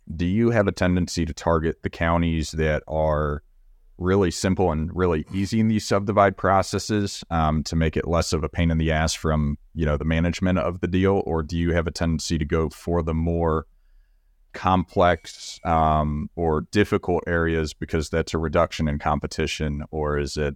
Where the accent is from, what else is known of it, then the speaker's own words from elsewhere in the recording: Magnolia, Texas, United States; I grew up in Magnolia, Texas, which is you know 30 minutes down the road from College Station